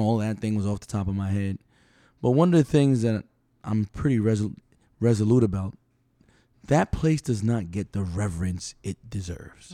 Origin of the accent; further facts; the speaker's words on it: New York City, New York, United States; now in Palm Coast, United States; I've lived in Palm Coast, you know, I'm from New York City.